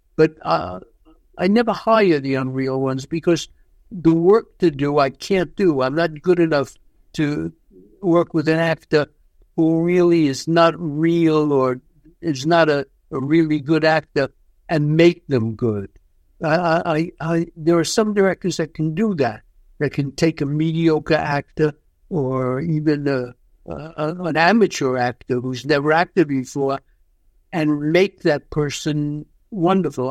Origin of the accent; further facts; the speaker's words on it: New York, United States; I grew up in New York. I've lived my whole life in New York, so of course it's home to me